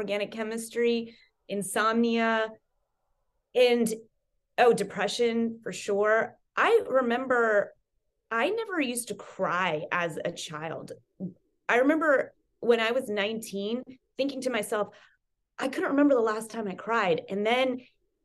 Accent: North Carolina, United States; moved away as an adult; I grew up in North Carolina.

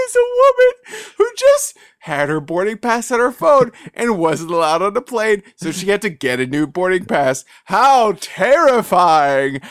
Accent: New York City, New York, United States; growing up in the Bronx

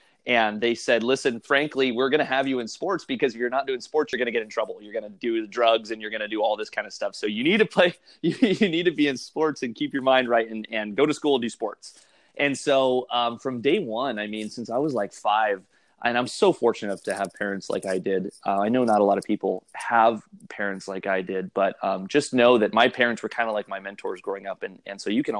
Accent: Santa Maria, California, United States; also born or lived in Shell Beach, California; I'm from the Central Coast of California. I live in a small community called Shell Beach. Lived here for almost a couple of years now. And grew up down the road, a small town by the name of Santa Maria

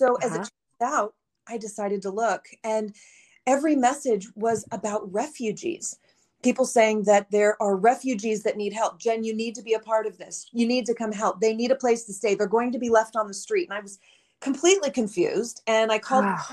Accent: Southern California, United States; moved away; I'm from California originally, Southern California.

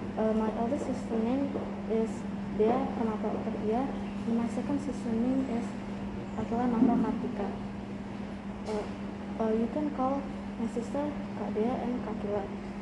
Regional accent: Jakarta, Indonesia; And my dad is from Palembang. My mom is from Solo. And my sister and I'm from Jakarta.

